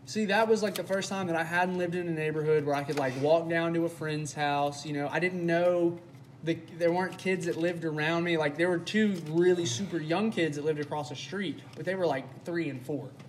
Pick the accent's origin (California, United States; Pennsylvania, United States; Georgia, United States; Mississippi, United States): Mississippi, United States; Starkville; I am from Starkville, Mississippi, home of Mississippi State University.